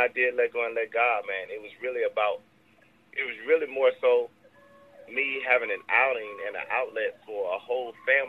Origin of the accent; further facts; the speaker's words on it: Louisiana, United States; I'm from Louisiana